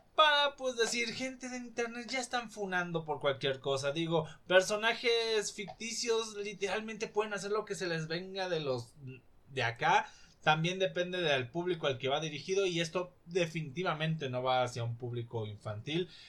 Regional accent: Mexico; desde mi perspectiva como mexicano

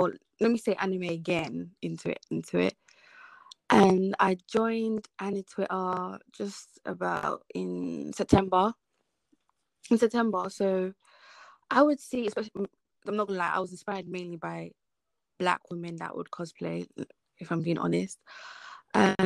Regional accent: London, United Kingdom; moved away as an adult; now in South East England, United Kingdom; I grew up in London, but I don't live in London no more

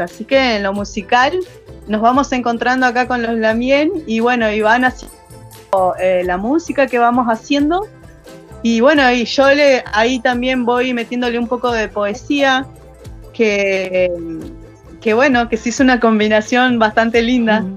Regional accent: General Roca, Río Negro, Argentina; soy acá de Fishkun Menoko, eh, nacida y criada acá

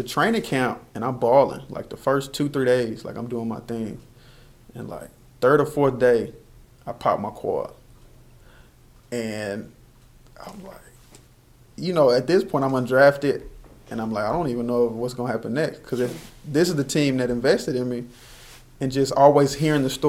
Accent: Texas, United States; growing up in Texas

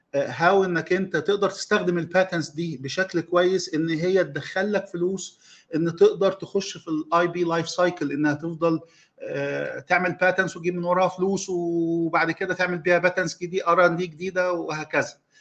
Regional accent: Egypt; عندنا في مصر

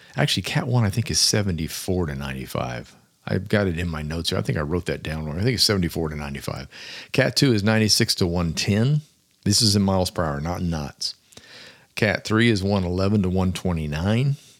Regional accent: Florida, United States; also born or lived in Williamsburg, Virginia; I was born in Williamsburg, Virginia, and before moving to Florida at the age of five

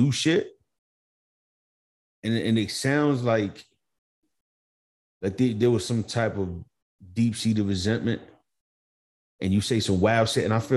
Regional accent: Montgomery, United States; growing up in Montgomery

